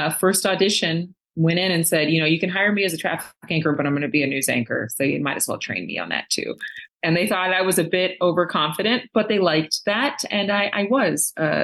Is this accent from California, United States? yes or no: yes; a very small town in California, United States; also born or lived in Los Angeles; I was from a very rural community